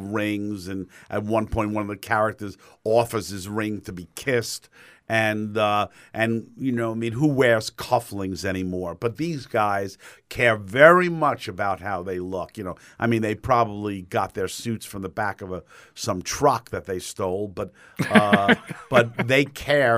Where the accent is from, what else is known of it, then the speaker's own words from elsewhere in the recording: New York, United States; moved away as an adult; now in Fort Myers, United States; as a New Yorker